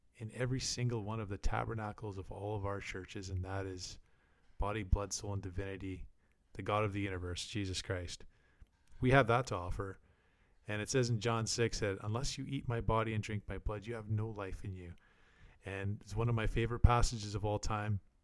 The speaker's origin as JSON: {"language": "English", "region": "Alberta", "country": "Canada", "said": "Alberta, the province that I'm from Canada"}